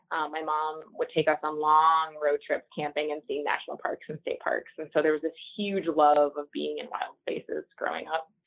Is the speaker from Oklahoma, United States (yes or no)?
no; Texas, United States; now in South Dakota, United States; And I came here from Texas, where there was a lot of private land, and I, um, you know, I came to South Dakota